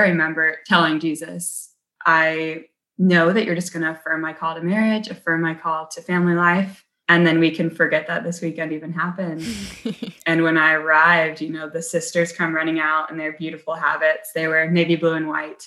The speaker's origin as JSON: {"language": "English", "town": "South Bend", "region": "Indiana", "country": "United States", "tie": "born or raised there", "said": "I grew up in South Bend, Indiana, and with six siblings"}